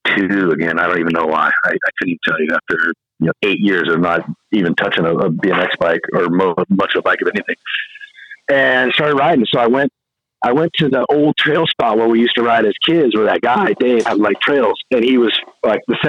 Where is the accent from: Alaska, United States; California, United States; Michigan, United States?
California, United States; a little bit north of Sacramento; The guy I grew up with in my hometown, a little bit north of Sacramento